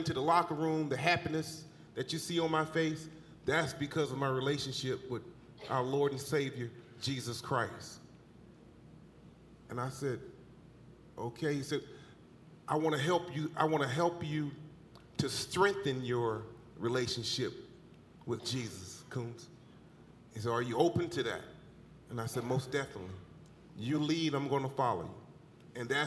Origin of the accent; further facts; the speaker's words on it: Eastern North Carolina, United States; moved away as an adult; now in Wisconsin, United States; growing up in Eastern North Carolina, my family was into the church